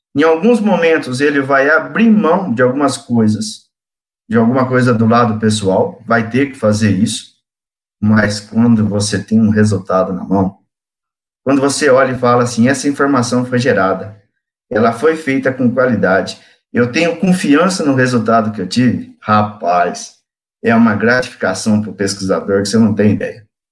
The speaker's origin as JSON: {"language": "Portuguese", "region": "interior of São Paulo state", "country": "Brazil", "tie": "born or raised there", "also_born_or_lived": "São José do Rio Preto / Cosmorama / Urânia / Votuporanga", "said": "Sou do interior de, do estado de São Paulo, nasci em São José do Rio Preto, tive parte da minha infância em Cosmurama, uma cidade próxima a São José do Rio Preto, depois uma outra parte da minha infância"}